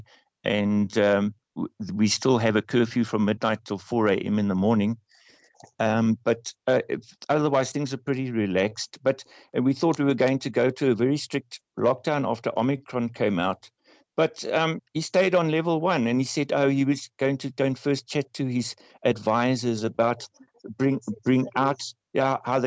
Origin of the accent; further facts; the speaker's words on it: South Africa; our president, Cyril Ramaphosa